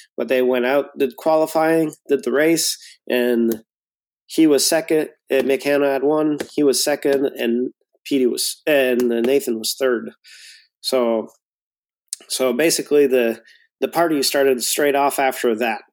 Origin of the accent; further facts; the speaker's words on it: near Montreal, Quebec, Canada; also born or lived in Bromont, Quebec; west of uh, uh, off of the island of Montreal